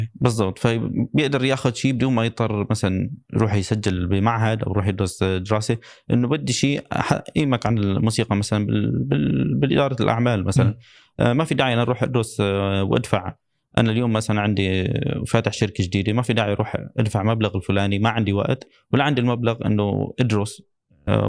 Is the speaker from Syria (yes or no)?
yes; Syria; now in Dubai, United Arab Emirates; من عندنا بسوريا